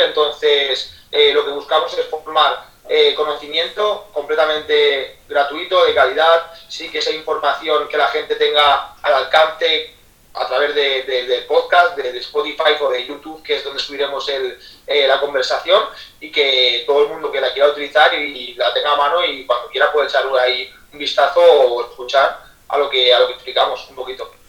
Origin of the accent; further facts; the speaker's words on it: Ademuz, Valencian Community, Spain; moved away as an adult; now in Barcelona, Spain; soy de un pueblecito de, Valencia que se llama Ademuz